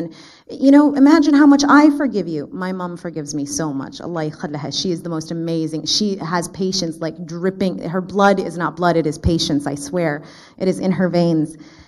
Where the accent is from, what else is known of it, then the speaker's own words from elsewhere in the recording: Canada; I was born and raised actually in Canada. I have the honor of being a Canadian